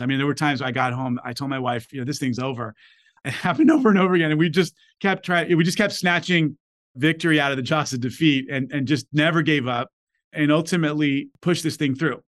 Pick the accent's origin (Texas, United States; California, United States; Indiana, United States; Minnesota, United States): California, United States; Los Angeles; Back when I was born in LA, you know, kids growing up in South Central